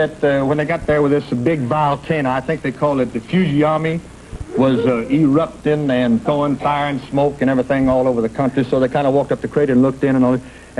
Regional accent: Texas, United States; I'm from Texas.

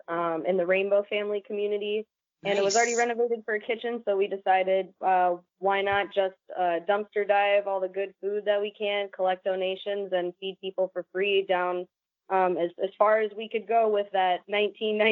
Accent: Minnesota, United States; I'm from Minnesota

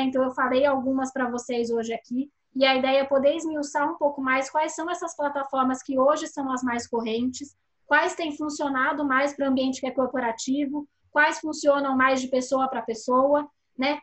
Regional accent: Brazil; A gente, como brasileiro

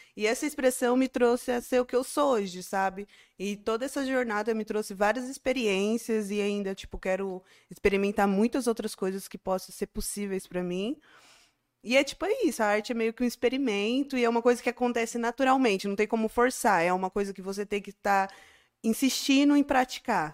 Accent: Barueri, São Paulo, Brazil; now in Campo Limpo Paulista, Brazil; depois que eu saí de Barueri, que eu cresci

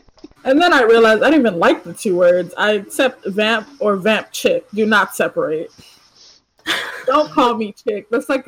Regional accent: Florida, United States; growing up in our area of Florida, you don't encounter white people. If we like drove 50 miles north, we find them.

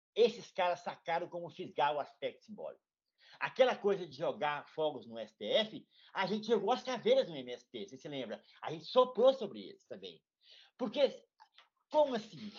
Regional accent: Morro Agudo de Goiás, Goiás, Brazil; Eu também sou goiano e vivo o Cerrado brasileiro

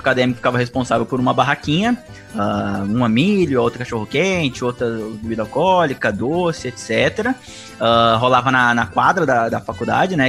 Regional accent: Mococa, São Paulo, Brazil; eu sou de Mococa, já aí já é mais interior interiorzão

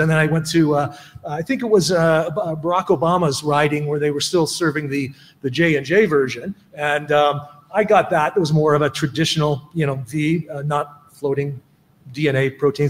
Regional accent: Toronto, Ontario, Canada; I'm not from Philly, I'm from Toronto

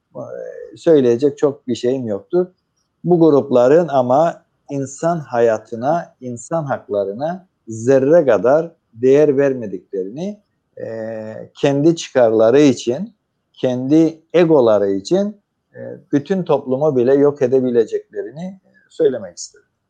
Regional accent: Cyprus; biz Kıbrıslılar olarak

